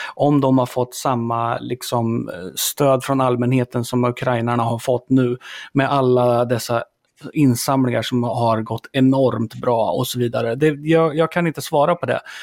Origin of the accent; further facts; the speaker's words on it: Sweden; vi är som svenskar